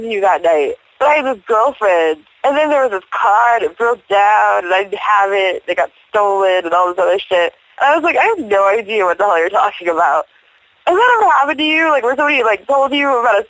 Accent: Zionsville, Indiana, United States; I grew up in Zionsville, Indiana

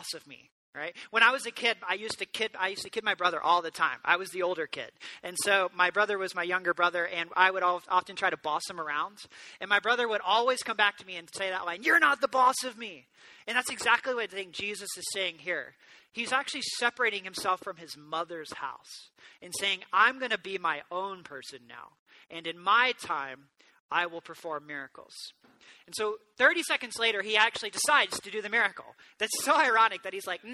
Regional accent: the South, United States; I grew up in the South

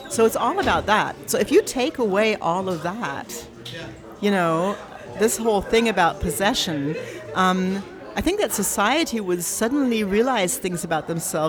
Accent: Tacoma, Washington, United States; born there; also born or lived in Berlin; I realized that actually, I was born in Tacoma, and my father was in the army, so we moved around, and it's actually something I'm used to. It's the only place I've actually been longer for one period of time was Berlin.

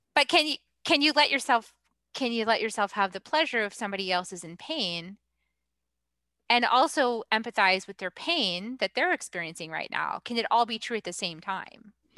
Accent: New England, United States; moved away; I'm from New England

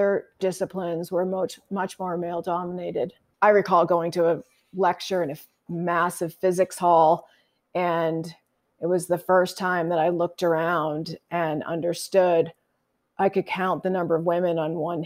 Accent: Massachusetts, United States; moved away as an adult; now in Idaho, United States; I live in Idaho now, but I grew up in Massachusetts

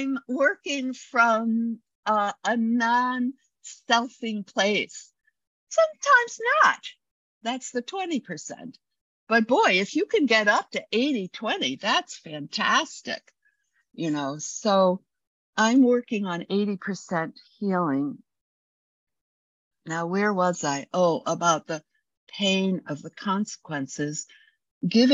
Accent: United States

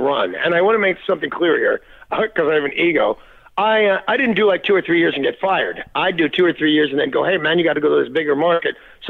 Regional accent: Chicago, Illinois, United States; also born or lived in Los Angeles; Yeah. But I think of Chicago as my hometown, and I would take it on a bet. I really did. I had the best years of my life were spent in Chicago, and that is a fact.

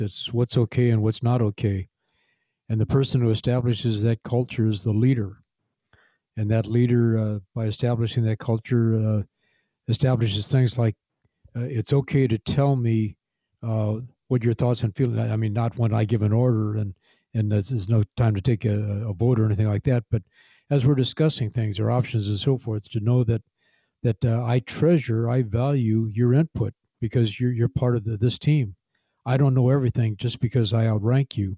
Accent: Kankakee, Illinois, United States; moved away as an adult; this is my hometown of Kankakee, Illinois.

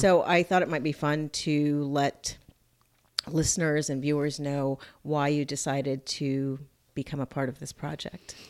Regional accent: Miami, Florida, United States; moved away as an adult; also born or lived in Fort Lauderdale; my hometown, Miami, and Fort Lauderdale area

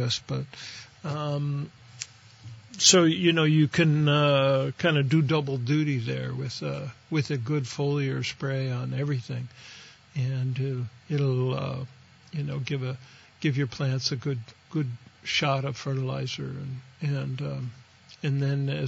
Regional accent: on the Pennsylvania border, Ohio, United States; moved away; I grew up out in Ohio, right on the Pennsylvania border of Ohio

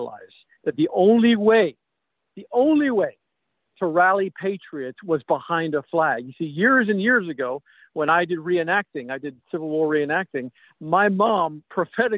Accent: Ireland; also born or lived in Missouri; now in South Carolina, United States; growing up in Ireland and all the struggles

